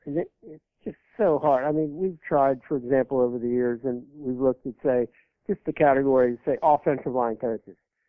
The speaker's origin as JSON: {"language": "English", "region": "Kentucky", "country": "United States", "tie": "born or raised there", "said": "I grew up in Kentucky"}